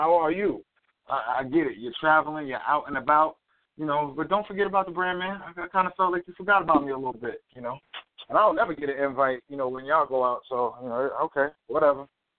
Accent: New York, United States; How do you know I'm from New York?

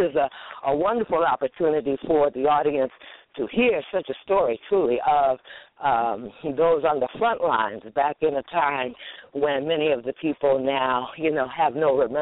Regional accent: New York, United States; we come from New York

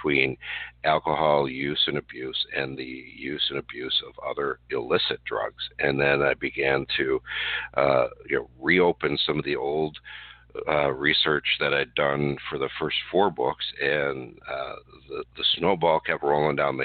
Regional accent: Wisconsin, United States; here in my home state of Wisconsin

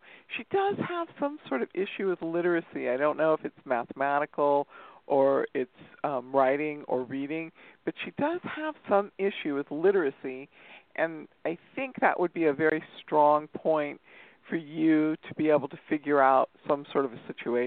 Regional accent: Torrance, California, United States; I was born in Torrance, California. I'm a California girl.

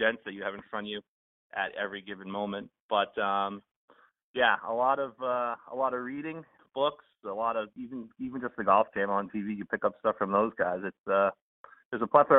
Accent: Hingham, Massachusetts, United States; also born or lived in New Hampshire; This is my hometown course. I grew up on the other side of Hingham.

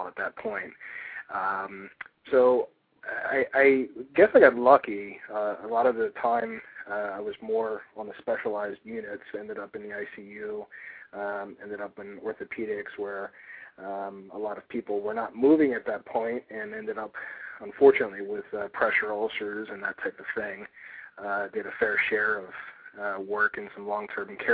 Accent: Philadelphia, Pennsylvania, United States; also born or lived in Douglasville, Pennsylvania; I was born and raised in Philadelphia.

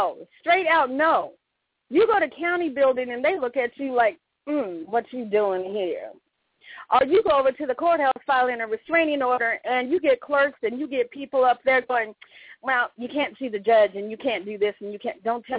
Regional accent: Long Beach, California, United States; born there; also born or lived in Oregon / Minnesota; I was born in Long Beach, but I lived in Oregon. I lived in Minnesota.

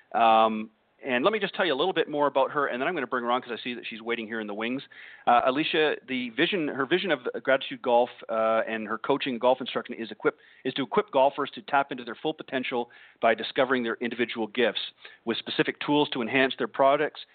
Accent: Burlington, Ontario, Canada; moved away; my hometown or home area, if you will, of Burlington, Ontario, Canada

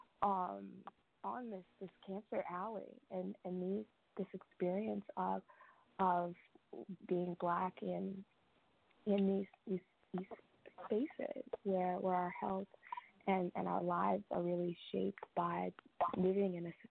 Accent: St. Charles area, Louisiana, United States; I grew up in the St. Charles area, and went to the white Catholic Church.

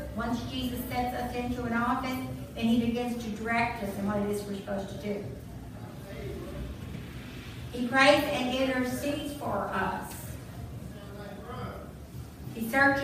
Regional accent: Southeast Missouri, United States; now in Texas, United States; I grew up in Southeast Missouri

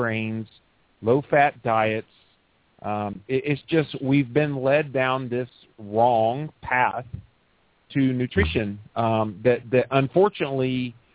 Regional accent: Pensacola, Florida, United States; moved away; I grew up in Pensacola

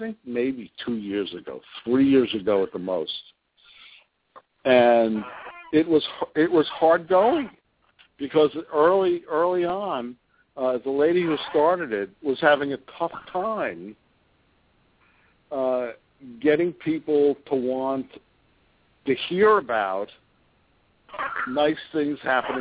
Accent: New York, United States; moved away as an adult; also born or lived in Miami / Chicago; I also grew up in New York.

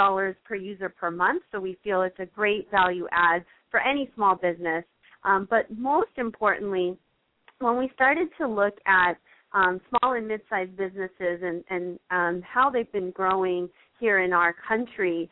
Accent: San Mateo, California, United States; now in Southern California, United States; I'm actually originally from the Bay Area, so I grew up in a town called San Mateo

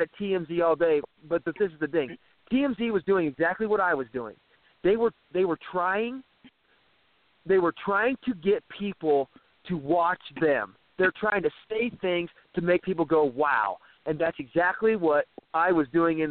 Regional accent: Midwest, United States; I'm from the Midwest

